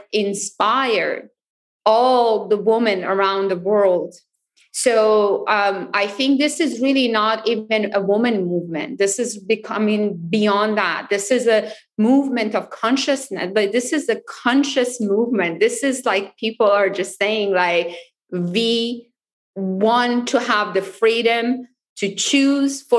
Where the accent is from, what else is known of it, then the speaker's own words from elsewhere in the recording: Iran; moved away as an adult; now in United States; So we went back to Iran when I was five, and I grew up in Iran